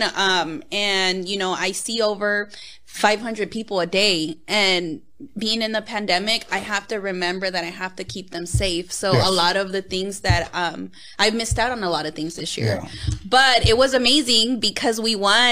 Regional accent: Los Angeles, California, United States; I grew up in South Central LA in the Crenshaw District

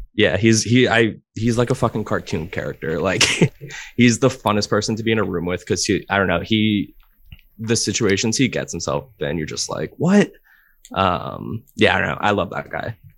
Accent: Providence, Rhode Island, United States; I'm from Providence, Rhode Island.

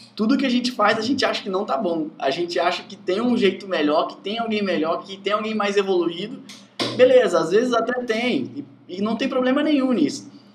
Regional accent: Santa Leopoldina, Espírito Santo, Brazil; Eu sou, sou de Santa Leopoldina, Espírito Santo. É bem interior, assim.

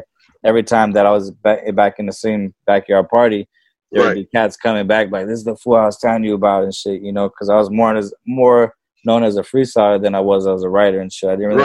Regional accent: Norwalk, California, United States; me growing up in Norwalk

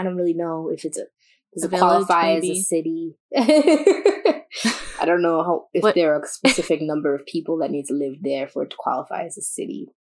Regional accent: United States; We're American.

